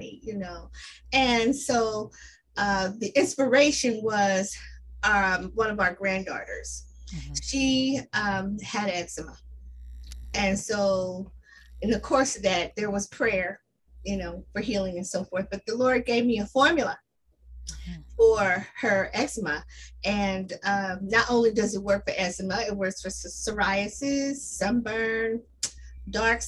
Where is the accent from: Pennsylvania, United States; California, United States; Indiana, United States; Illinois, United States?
Indiana, United States; Indianapolis; I was born and raised here in Indianapolis